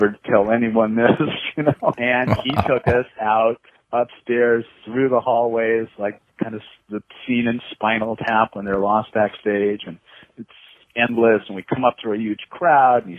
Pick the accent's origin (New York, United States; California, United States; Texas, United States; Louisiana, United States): California, United States; as a Californian